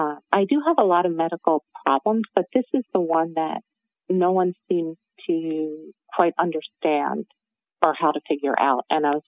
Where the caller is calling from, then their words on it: New Jersey, United States; I'm coming from New Jersey.